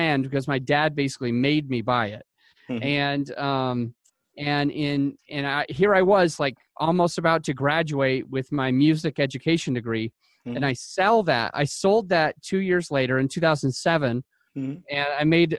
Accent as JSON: {"language": "English", "region": "Utah", "country": "United States", "said": "I am from Utah."}